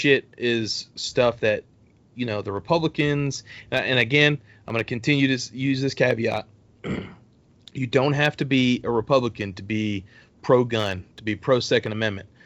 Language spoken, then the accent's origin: English; Texas, United States; born or raised there; now in Alabama, United States